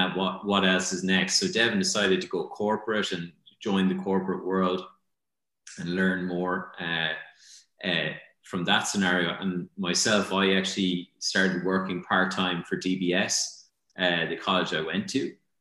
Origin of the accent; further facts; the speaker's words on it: Ireland; growing up in Ireland